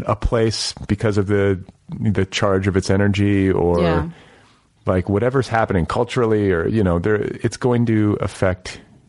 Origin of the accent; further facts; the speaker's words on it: Midwest, United States; I'm from the Midwest.